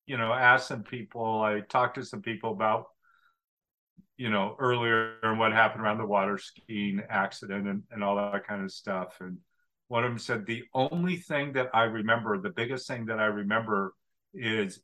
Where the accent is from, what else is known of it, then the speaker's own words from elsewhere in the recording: Oregon, United States; I grew up in Oregon